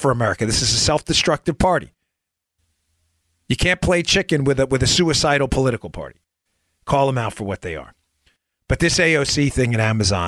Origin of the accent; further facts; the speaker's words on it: New York City, New York, United States; moved away as an adult; also born or lived in Maryland / Florida; I grew up in New York. I grew up in Queens. I spent most of my adult life there before I moved to Maryland and Florida